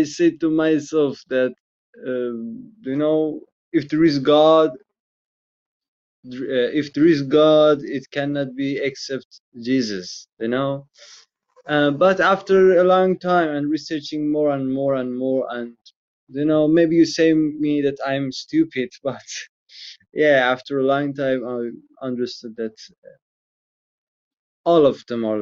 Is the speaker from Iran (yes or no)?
yes; Iran; also born or lived in Mazandaran province; I'm from Iran and I live in Mazandaran province